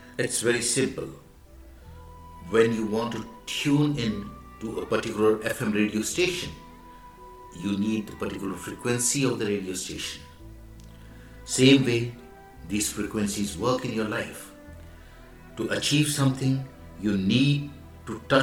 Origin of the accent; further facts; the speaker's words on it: India; I am the Indian monk.